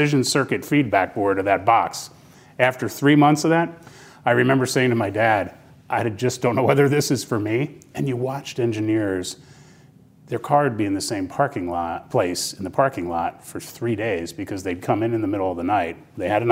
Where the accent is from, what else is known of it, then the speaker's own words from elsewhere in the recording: New Jersey, United States; Basking Ridge, New Jersey, my home state.